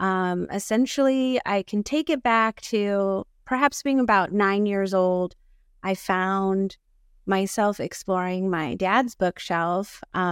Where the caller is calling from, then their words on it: Rancho Cucamonga, California, United States; And currently I'm calling from Rancho Cucamonga, also known as Tungvalan on Turtle Island.